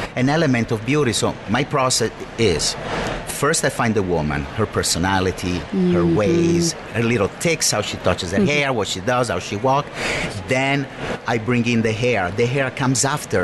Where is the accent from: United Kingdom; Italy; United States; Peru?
Italy; moved away; I grew up with three sisters. I grew up in Italy